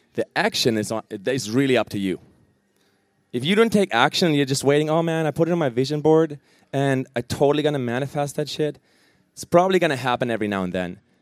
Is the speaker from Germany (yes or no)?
yes; Germany; moved away; I'm originally from Germany